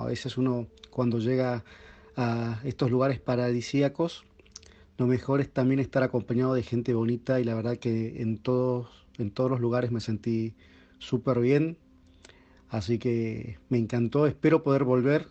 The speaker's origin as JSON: {"language": "Spanish", "town": "San Miguel de Tucumán", "region": "Tucumán", "country": "Argentina", "said": "soy de Tucumán, en el norte de Argentina"}